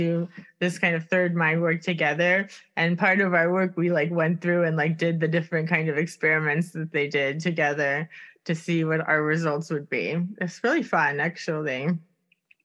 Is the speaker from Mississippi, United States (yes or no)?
no; Miami, Florida, United States; moved away; also born or lived in Stockholm; I'm from Miami originally